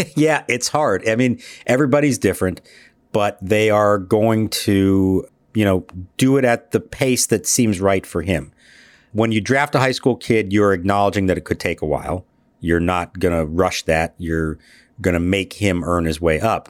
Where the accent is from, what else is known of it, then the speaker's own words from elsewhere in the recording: Phoenix, Arizona, United States; also born or lived in Pittsburgh; I was born in Pittsburgh, uh, and even though I grew up in Phoenix